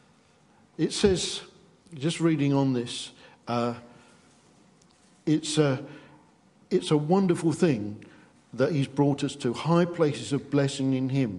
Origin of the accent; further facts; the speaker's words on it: England, United Kingdom; because we're English